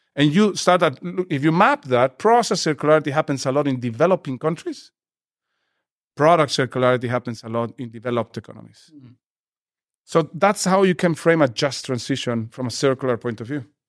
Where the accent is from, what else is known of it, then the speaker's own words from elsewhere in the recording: Peru; I come from Peru